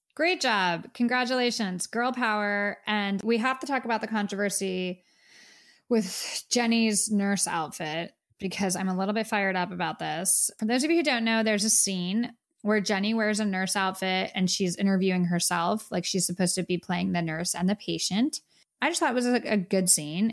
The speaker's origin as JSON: {"language": "English", "country": "United States", "said": "we're from America"}